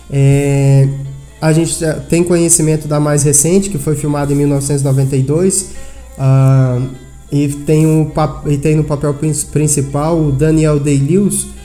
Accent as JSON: {"language": "Portuguese", "town": "Brasília", "region": "Federal District", "country": "Brazil", "said": "sou de Brasília e sou modelo e manequim."}